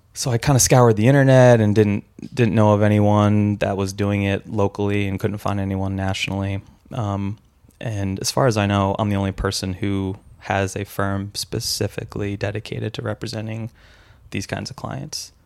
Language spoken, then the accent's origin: English; San Francisco, California, United States; I'm from San Francisco